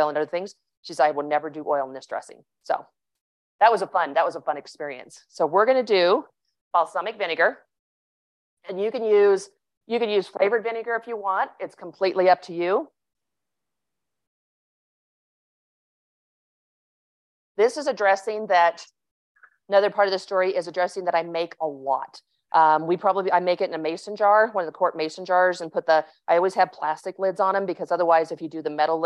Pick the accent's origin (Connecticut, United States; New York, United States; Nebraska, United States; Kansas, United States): Kansas, United States; I grew up in Kansas